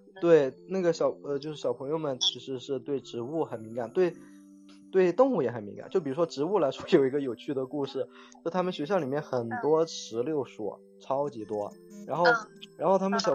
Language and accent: Chinese; Shenzhen, Guangdong, China; also born or lived in unnamed hometown (家乡); 后来在深圳上小学